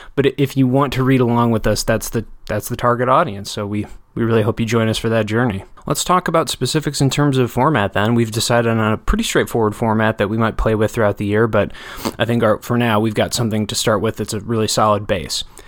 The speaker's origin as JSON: {"language": "English", "town": "Janesville", "region": "Wisconsin", "country": "United States", "tie": "born or raised there", "said": "my hometown Janesville"}